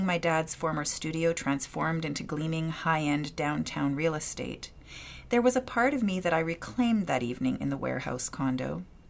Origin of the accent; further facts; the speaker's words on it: Edmonton, Alberta, Canada; my hometown of Edmonton, Alberta.